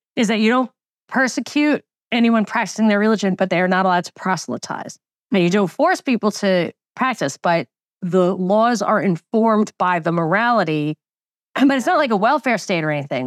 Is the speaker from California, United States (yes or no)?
no; New York, United States; I grew up in New York in the most Jewish county